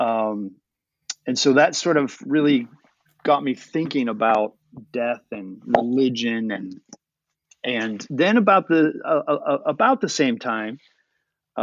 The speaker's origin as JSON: {"language": "English", "country": "United States", "tie": "born or raised there", "said": "the time that I was born and the time that I was growing up in America"}